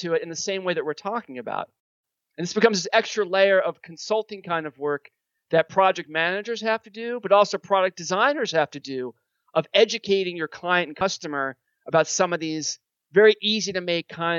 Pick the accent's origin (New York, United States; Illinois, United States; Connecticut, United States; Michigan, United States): New York, United States; I'm a New Yorker